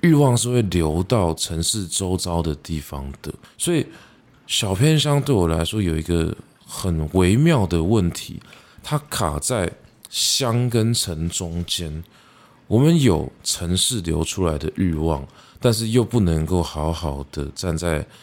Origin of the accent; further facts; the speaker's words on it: Taipei, Taiwan; moved away; 我是一个在台北长大的小孩。 我虽然相对真正在， 呃，市中心长大的小孩子来说是没有这么忠心的